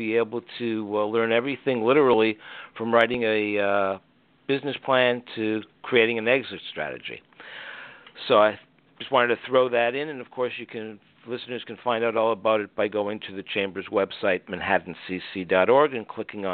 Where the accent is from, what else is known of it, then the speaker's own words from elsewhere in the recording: Detroit, Michigan, United States; We were both born in Detroit